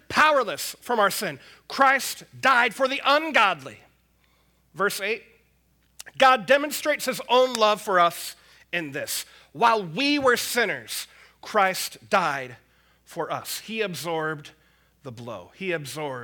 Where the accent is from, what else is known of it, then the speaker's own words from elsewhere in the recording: United States; I'm an American. I'm proud to be an American